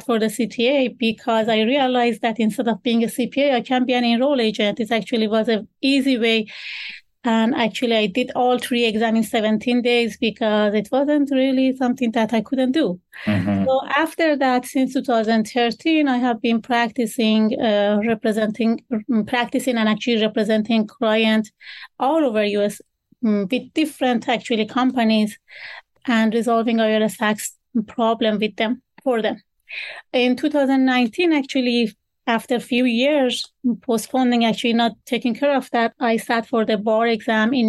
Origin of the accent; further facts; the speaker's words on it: Iran; English is a second language; moved away as an adult; now in United States; I was born actually in Iran, and I studied law back home